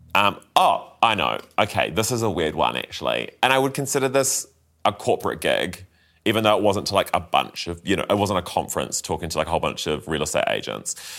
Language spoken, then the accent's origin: English; Christchurch, Canterbury, New Zealand; growing up in Christchurch